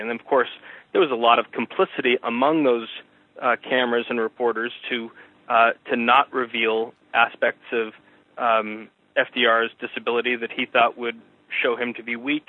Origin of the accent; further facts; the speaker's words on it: outside of Boston, Massachusetts, United States; where I grew up outside of Boston